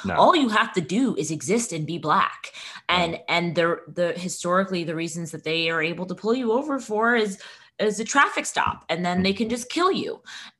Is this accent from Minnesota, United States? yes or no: yes; Minneapolis, Minnesota, United States; I mean, I don't know if it's because I'm from Minneapolis and I was like, this feels like home.